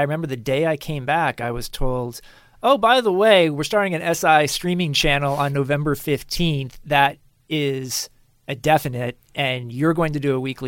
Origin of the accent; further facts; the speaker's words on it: Kansas, United States; also born or lived in Argentina; now in New York, United States; I'm from Kansas